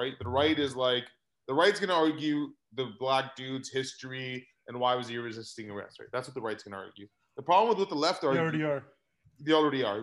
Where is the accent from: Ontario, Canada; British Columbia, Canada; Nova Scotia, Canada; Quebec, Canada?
Ontario, Canada; Mississauga; because I grew up in Mississauga. I spent 10 years in Mississauga as well.